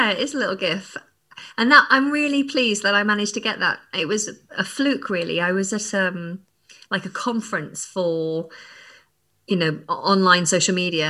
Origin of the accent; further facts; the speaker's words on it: England, United Kingdom; accent: northern English; now in London, United Kingdom; I just found that naturally my northern accent started to fade. And then I moved down to London and my partner is from the south, so he has more of a southern accent. And yeah, when I'm tired or around other northerners, then my accent kind of comes back.